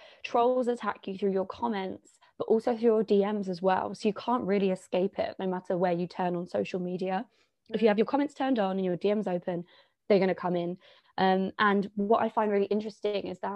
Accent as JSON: {"language": "English", "region": "London", "country": "United Kingdom", "tie": "born or raised there", "said": "I'm from London, born and bred, and I live here at the moment"}